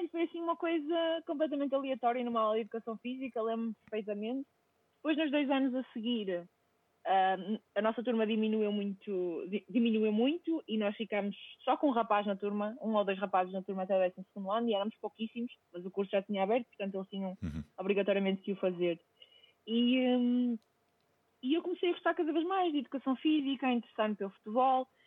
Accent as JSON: {"language": "Portuguese", "town": "Seixal", "region": "Setúbal", "country": "Portugal", "said": "porque depois eu sou de Seixual, mas uh, a minha mãe faleceu quando eu tinha 11 anos e eu fui então criada por pessoas uh, que, que, vivem em Costuma"}